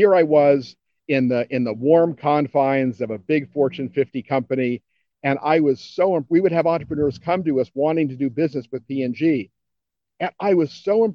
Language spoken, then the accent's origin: English; Cincinnati, Ohio, United States; my hometown of Cincinnati